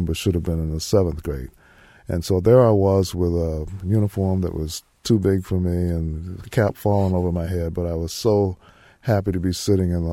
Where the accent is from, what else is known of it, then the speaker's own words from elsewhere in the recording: Memphis, Tennessee, United States; I was born in Memphis